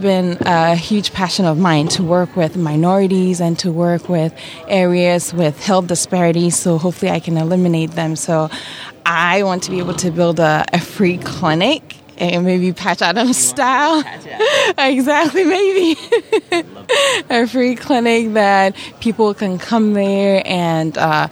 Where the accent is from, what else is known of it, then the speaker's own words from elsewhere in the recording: Ghana; now in United States; I grew up in Ghana, West Africa